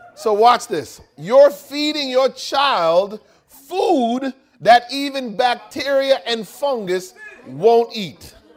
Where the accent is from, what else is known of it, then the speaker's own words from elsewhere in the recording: United States; I am an American